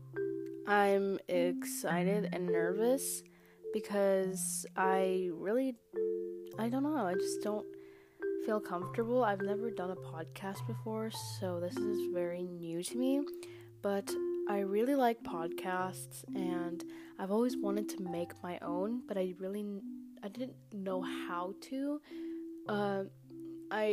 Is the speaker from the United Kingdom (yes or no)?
no; Philippines; I'm from the Philippines